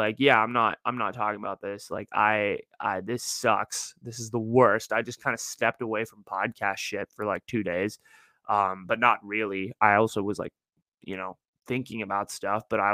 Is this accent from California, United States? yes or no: yes; Northern California, United States; I'm from Northern California